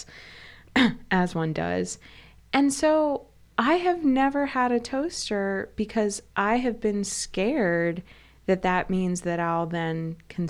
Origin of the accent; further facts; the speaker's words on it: the Midwest, near Canton and Akron, Ohio, United States; I was from the Midwest